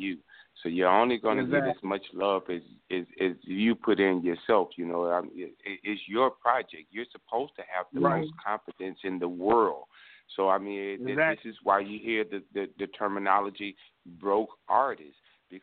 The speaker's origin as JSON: {"language": "English", "area": "the Bible Belt", "region": "the South", "country": "United States", "said": "I come from the Bible Belt"}